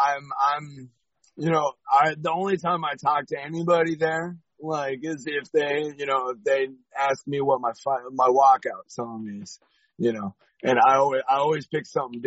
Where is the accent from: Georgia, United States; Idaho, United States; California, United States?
California, United States; San Diego; I grew up in San Diego, California